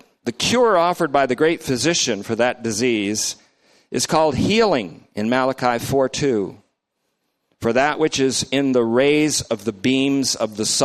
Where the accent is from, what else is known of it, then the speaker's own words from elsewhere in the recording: Vermont, United States; my guys that I grew up with in Vermont